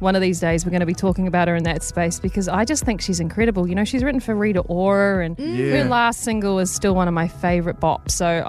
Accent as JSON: {"language": "English", "town": "Waimate", "region": "Canterbury", "country": "New Zealand", "tie": "born or raised there", "moved": "as an adult", "lives_now": "Nashville, United States", "said": "my hometown, Waimate"}